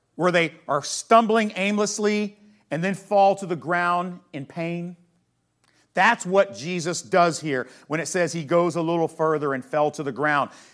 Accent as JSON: {"language": "English", "country": "United States", "said": "as American Christians"}